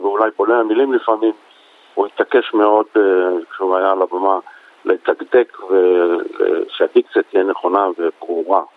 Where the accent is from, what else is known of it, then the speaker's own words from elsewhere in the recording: Tel Aviv, Tel Aviv District, Israel; גדלתי בשכונות שפירא, ממש תרבות אחרת לגמרי.